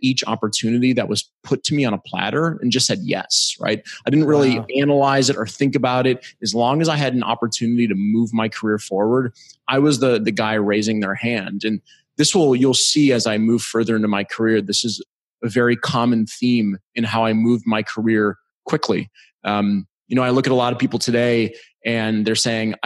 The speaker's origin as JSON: {"language": "English", "town": "Cleveland Heights", "region": "Ohio", "country": "United States", "tie": "born or raised there", "also_born_or_lived": "Novelty, Ohio", "said": "I'm originally from Cleveland, Ohio, and I grew up with a father who was in sales"}